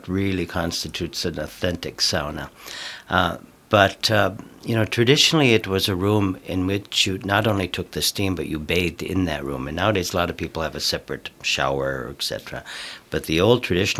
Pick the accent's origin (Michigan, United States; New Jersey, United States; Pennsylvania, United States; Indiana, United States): Michigan, United States; Bruce Crossing; In my hometown of Bruce Crossing, the local restaurant had a sauna in the back